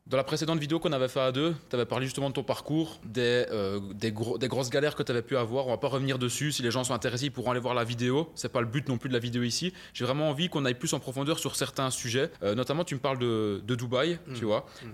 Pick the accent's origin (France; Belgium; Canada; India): Belgium; je suis né en, Belgique, en Europe